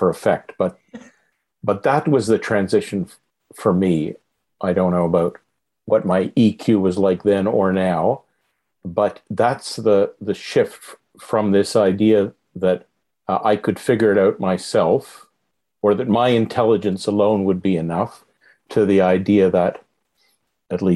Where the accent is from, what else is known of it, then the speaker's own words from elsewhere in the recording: Montreal, Quebec, Canada; I grew up in Montreal